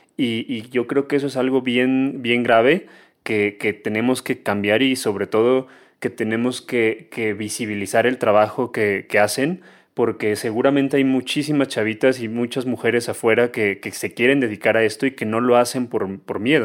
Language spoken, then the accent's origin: Spanish; Mexico; todos crecimos en México